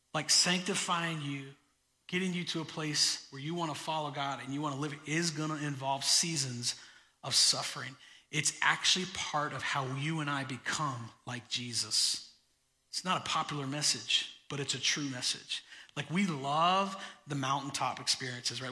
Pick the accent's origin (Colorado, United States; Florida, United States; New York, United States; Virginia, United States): Florida, United States; moved away; I grew up in Florida.